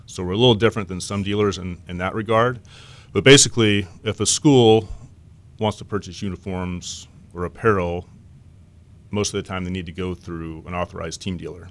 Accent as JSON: {"language": "English", "town": "Lubbock", "region": "Texas", "country": "United States", "tie": "born or raised there", "also_born_or_lived": "Southern California", "moved": "as an adult", "lives_now": "Irvine, United States", "said": "I grew up in West Texas"}